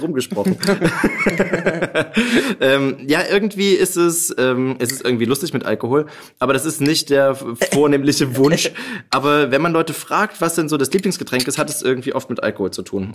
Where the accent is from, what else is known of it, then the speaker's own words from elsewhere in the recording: Pirna, Saxony, Germany; moved away; in meine Geburtsstadt na, nach Pirna